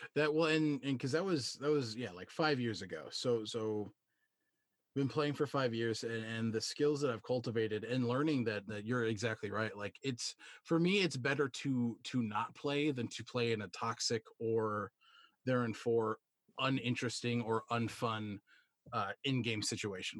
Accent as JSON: {"language": "English", "region": "Wisconsin", "country": "United States", "said": "I'm a cheesehead. I'm from Wisconsin"}